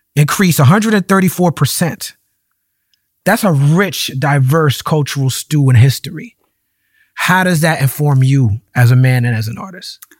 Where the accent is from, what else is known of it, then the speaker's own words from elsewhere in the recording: New York, United States; where I grew up in New York